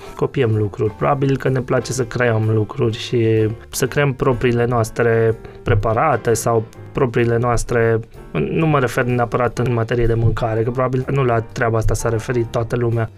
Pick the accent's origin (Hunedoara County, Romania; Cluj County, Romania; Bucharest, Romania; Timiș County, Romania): Cluj County, Romania; near Cluj; moved away as an adult; now in Cluj-Napoca, Romania; eu sunt de lângă Cluj, uh, nu chiar clujan